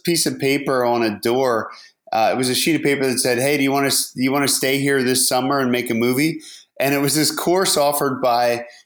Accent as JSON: {"language": "English", "area": "outside of Harrisburg", "region": "rural Pennsylvania", "country": "United States", "tie": "born or raised there", "moved": "as an adult", "said": "I grew up in rural Pennsylvania, and, you know, right outside of Harrisburg in the center of the state"}